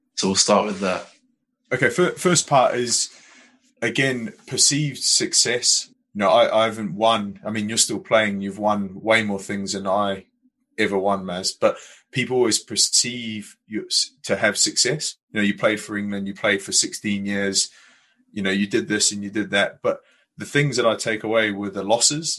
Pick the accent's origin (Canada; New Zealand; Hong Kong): New Zealand; moved away; I grew up in New Zealand where rugby was rammed down my throat